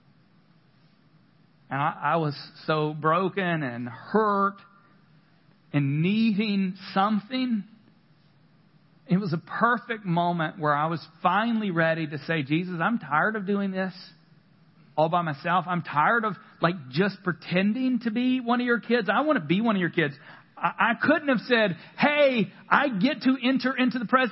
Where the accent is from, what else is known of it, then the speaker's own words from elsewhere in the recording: the South, United States; I grew up in the South